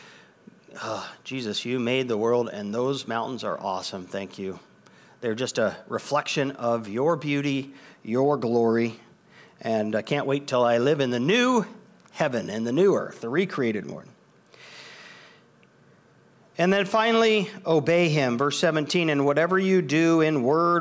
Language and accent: English; United States; I'm an American